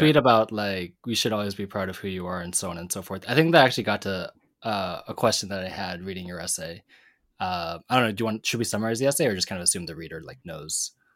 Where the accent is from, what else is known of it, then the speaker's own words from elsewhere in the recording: Pacific Northwest, United States; Tam and me growing up in the Pacific Northwest